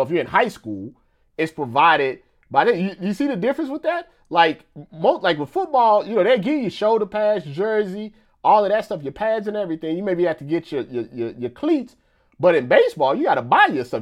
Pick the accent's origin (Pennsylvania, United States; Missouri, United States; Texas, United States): Missouri, United States; I'm from Missouri